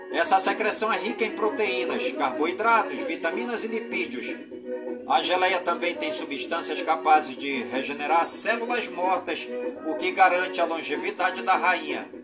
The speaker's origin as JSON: {"language": "Portuguese", "town": "Careiro da Várzea", "region": "Amazonas", "country": "Brazil", "tie": "born or raised there", "said": "por todas as comunidades do Careiro da Várzea, minha cidade natal"}